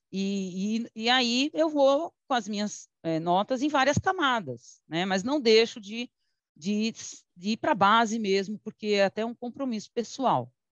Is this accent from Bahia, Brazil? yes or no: no; São Paulo, Brazil; also born or lived in Teresina, Piauí; lá no Carrão, onde eu fui criada. Né? Mas eu mesma também nasci em Teresina, é que eu vim muito pequenininha